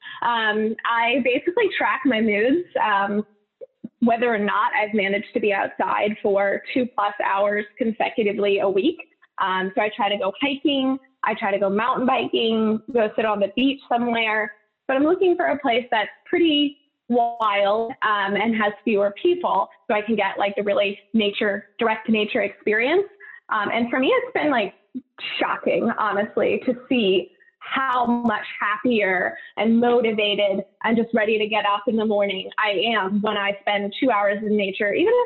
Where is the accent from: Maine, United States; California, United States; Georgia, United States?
Maine, United States; moved away as an adult; now in San Diego, United States; grew up in Maine